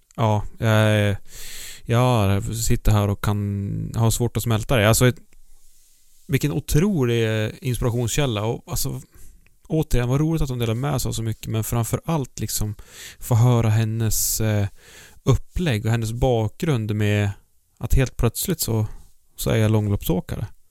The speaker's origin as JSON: {"language": "Swedish", "area": "High Coast", "region": "Västernorrland County", "country": "Sweden", "tie": "born or raised there", "said": "Jag är ju uppvuxen i Höga Kusten"}